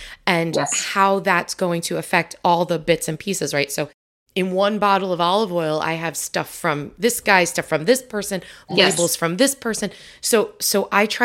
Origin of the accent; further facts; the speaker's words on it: New York, United States; moved away; I'm from New York originally